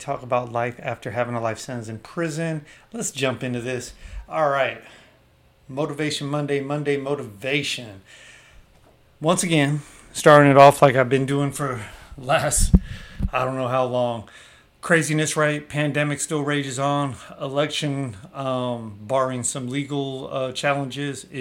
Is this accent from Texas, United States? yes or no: no; the Bay Area, California, United States; I'm from the Bay